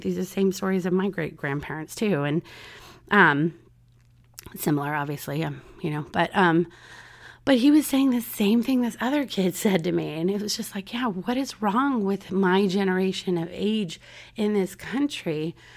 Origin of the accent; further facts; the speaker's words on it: San Diego, California, United States; now in Orlando, United States; my hometown, San Diego, California